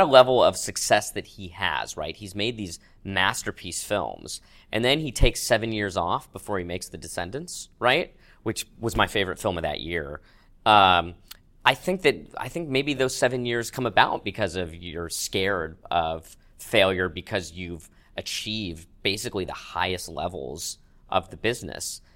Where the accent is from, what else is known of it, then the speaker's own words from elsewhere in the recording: Manhattan Beach, California, United States; growing up in Manhattan Beach, I didn't have any sort of Jewish identity